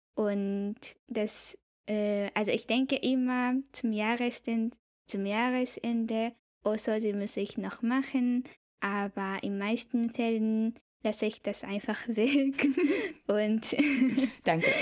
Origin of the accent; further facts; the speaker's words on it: Kobe, Hyogo, Japan; German is a second language; also born or lived in Bielefeld, Germany; now in Tokyo, Japan; ich bin Japanerin. Ich wohne jetzt äh, in Tokio, in der Hauptstadt von Japan. Ich komme aber ursprünglich aus Kobe